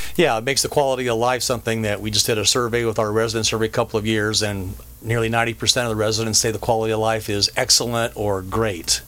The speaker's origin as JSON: {"language": "English", "region": "Colorado", "country": "United States", "tie": "born or raised there", "moved": "as an adult", "lives_now": "Orange County, United States", "said": "I grew up in Colorado, graduated from high school there"}